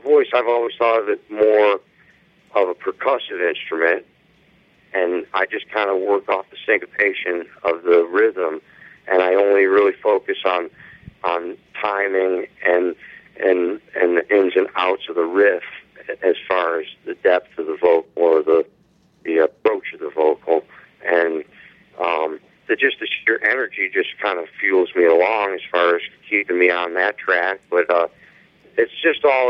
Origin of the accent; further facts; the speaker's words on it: Buffalo, New York, United States; I'm from Buffalo. We're pretty much Canadians